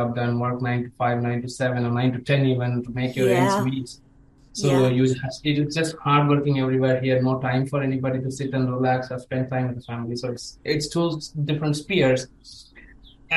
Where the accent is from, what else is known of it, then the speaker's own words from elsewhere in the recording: India; growing up in India